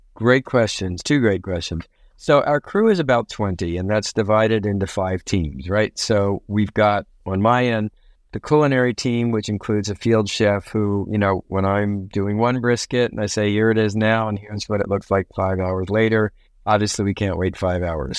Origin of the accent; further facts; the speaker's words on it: Baltimore, Maryland, United States; also born or lived in Nagoya, Japan; I grew up in Baltimore, Maryland.